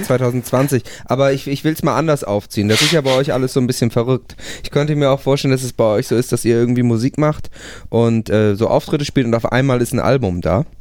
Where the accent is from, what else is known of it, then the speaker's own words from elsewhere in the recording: Buchholz in der Nordheide, Lower Saxony, Germany; now in Hamburg, Germany; Ich komme tatsächlich aus der Nähe von Hamburg